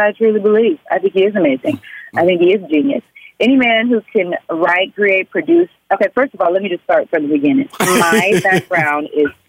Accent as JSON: {"language": "English", "region": "Oklahoma", "country": "United States", "said": "But hey, I'm from Oklahoma."}